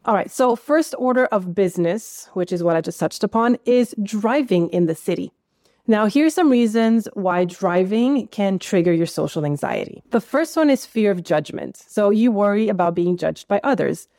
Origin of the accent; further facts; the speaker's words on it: United States; now in Netherlands; I grew up in America